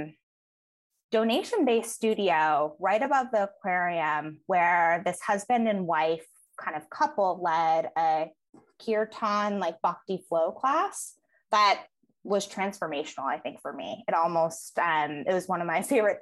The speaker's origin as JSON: {"language": "English", "town": "Pasadena", "region": "California", "country": "United States", "tie": "born or raised there", "also_born_or_lived": "Connecticut", "said": "I grew up in Pasadena"}